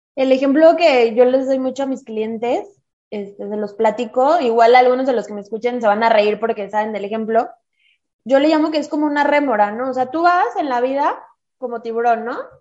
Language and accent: Spanish; Mexico; Somos mujeres mexicanas